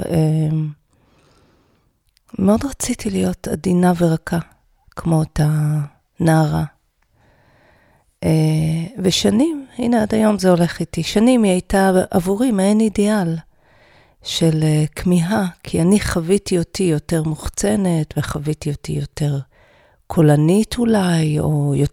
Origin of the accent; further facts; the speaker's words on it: Even Yehuda, Central District, Israel; גדלתי באבן יהודה, וחלק מילדי אבן יהודה היו לומדים בהדסים.